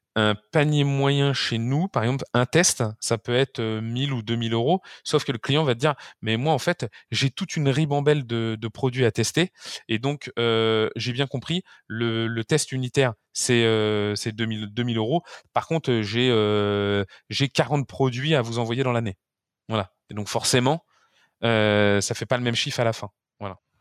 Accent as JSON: {"language": "French", "country": "France", "said": "chez nous en France"}